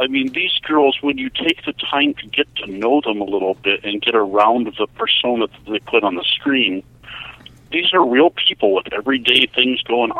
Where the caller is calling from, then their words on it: Seattle, Washington, United States; Hello, I'm calling from Seattle.